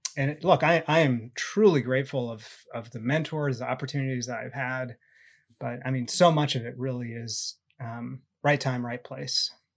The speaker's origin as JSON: {"language": "English", "region": "Southern California", "country": "United States", "tie": "born or raised there", "said": "I grew up in Southern California"}